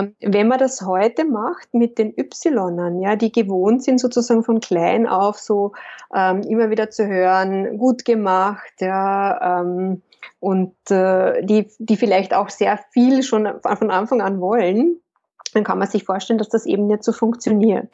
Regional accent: Lake Wörthersee, Carinthia, Austria; moved away as an adult; now in Vienna, Austria; wie man vielleicht hört, komme ich ursprünglich aus Kärnten ich bin am Wörthersee aufgewachsen

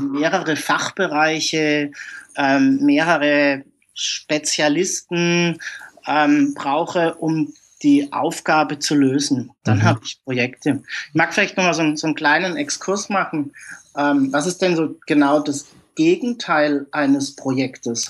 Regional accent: Germany; also born or lived in Karlsruhe; ich bin aus Deutschland

